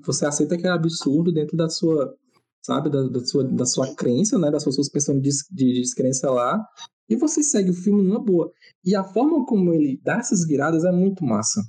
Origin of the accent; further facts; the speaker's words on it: Northeast Region, Brazil; a gente é nordestino